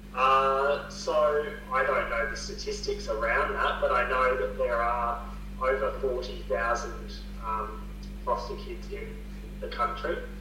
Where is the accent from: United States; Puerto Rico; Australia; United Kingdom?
Australia; Townsville, Queensland; moved away; also born or lived in Victoria; I grew up in North Queensland in Townsville